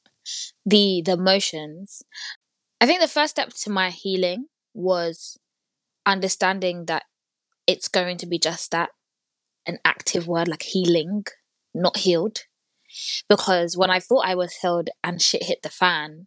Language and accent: English; Nigeria; also born or lived in North London; now in London, United Kingdom; I'm also Nigerian